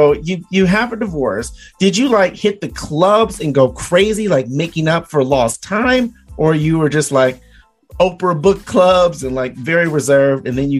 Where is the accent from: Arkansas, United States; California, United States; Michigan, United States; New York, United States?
Michigan, United States; Detroit; also born or lived in Arizona / Lake Mills, Iowa; now in Iowa, United States; I'm originally from Detroit. I met my wife out here in Lake Mills, and we moved to Arizona.